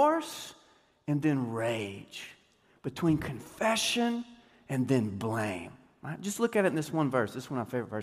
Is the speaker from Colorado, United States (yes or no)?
no; Deep East Texas, United States; I grew up playing basketball in Deep East Texas